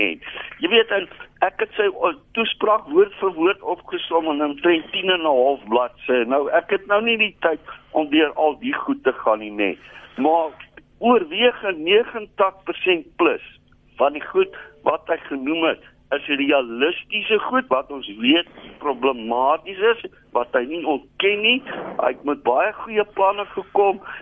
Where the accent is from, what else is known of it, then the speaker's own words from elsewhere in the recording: South Africa; ek voel as 'n Suid-Afrikaner